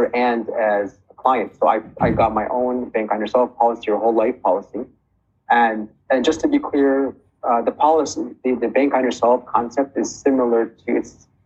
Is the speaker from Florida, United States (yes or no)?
no; Chicago, Illinois, United States; I'm from Chicago, Illinois